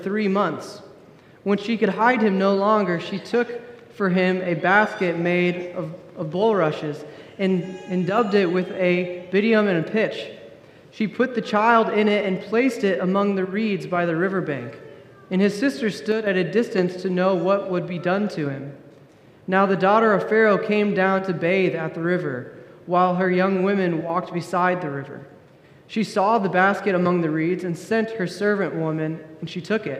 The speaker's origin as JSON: {"language": "English", "region": "Indiana", "country": "United States", "tie": "born or raised there", "also_born_or_lived": "California", "said": "My wife and I, we're both from Indiana. We're both born and raised here, native Hoosiers."}